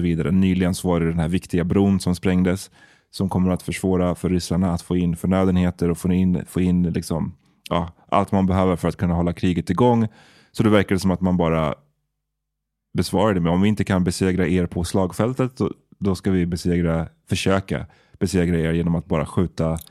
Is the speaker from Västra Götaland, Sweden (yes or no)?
no; Stockholm, Stockholm County, Sweden; Farsta där jag växte upp